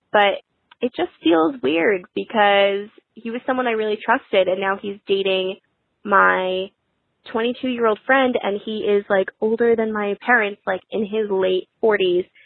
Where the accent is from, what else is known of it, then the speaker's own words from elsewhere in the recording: Connecticut, United States; I am twenty-three, I'm from Connecticut